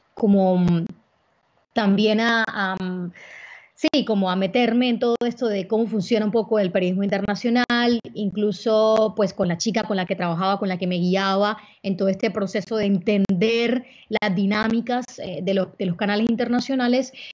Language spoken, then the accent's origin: Spanish; Barranquilla, Atlántico, Colombia; also born or lived in Cartagena; soy barranquillera, pero también tengo una vida, un, un, pedazo de mi corazón en Cartagena